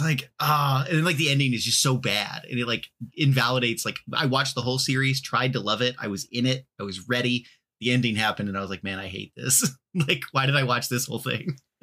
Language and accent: English; Texas, United States; moved away; I am from Texas originally